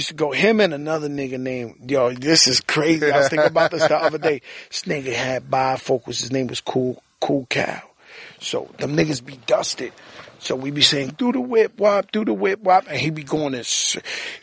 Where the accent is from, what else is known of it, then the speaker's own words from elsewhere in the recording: New York City, New York, United States; I was born in Bronx, nigga, in the Mecca.